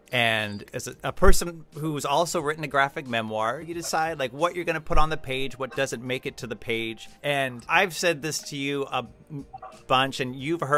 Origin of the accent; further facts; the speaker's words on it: Florence, Massachusetts, United States; here in my hometown of Florence, Massachusetts.